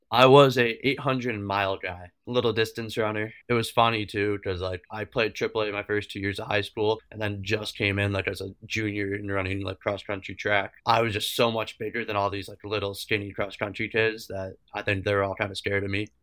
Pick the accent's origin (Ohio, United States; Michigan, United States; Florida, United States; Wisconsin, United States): Ohio, United States; Avon; I played high school hockey at my hometown, Avon, Ohio